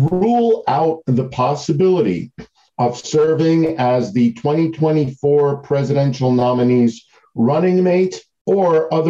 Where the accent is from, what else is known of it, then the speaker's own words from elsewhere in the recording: New York City, New York, United States; now in Florida, United States; Mr. Speaker, I'm originally from New York City, but now I'm living in the land of the free, the state of Florida.